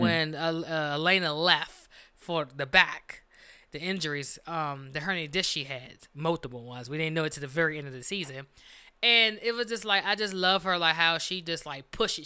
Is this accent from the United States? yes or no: yes; Washington, District of Columbia, United States; We are from Washington D.C.